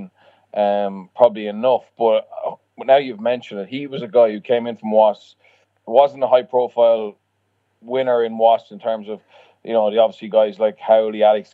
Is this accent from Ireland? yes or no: yes; Leinster, Ireland; moved away as an adult; also born or lived in France; now in Wales, United Kingdom; Leinster was my home province